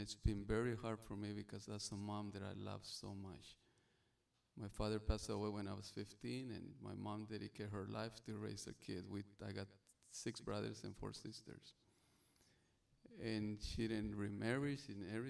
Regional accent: Sonora, Mexico; English is a second language; also born or lived in Arizona / California; now in Hawaii, United States; the way I speak, the way my English, I'm from Mexico. I'm born in Sonora, right across from Arizona.

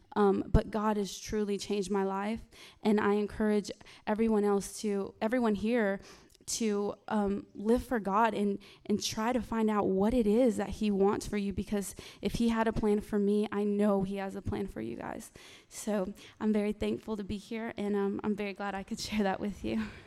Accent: Louisiana, United States; moved away; I'm not from here. I'm, um, I'm from Louisiana.

